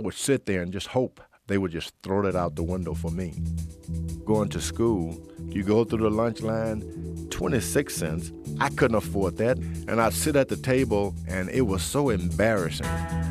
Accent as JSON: {"language": "English", "town": "Houston", "region": "Texas", "country": "United States", "tie": "born or raised there", "said": "I grew up in Houston, Texas, in the Fifth Ward area."}